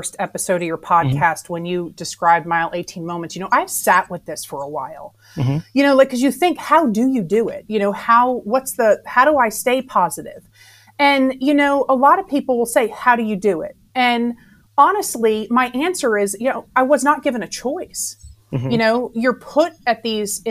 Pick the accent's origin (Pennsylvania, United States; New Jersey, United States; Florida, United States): New Jersey, United States; Jersey Shore; moved away as an adult; now in South Carolina, United States; So I'm a Jersey girl. I'm from the Jersey Shore. And I have moved to South Carolina when I was 19 years old. So I graduated high school in New Jersey